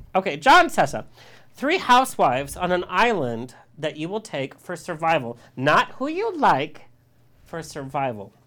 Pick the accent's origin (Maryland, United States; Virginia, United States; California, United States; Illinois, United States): California, United States; Orange County; I was born and raised in Orange County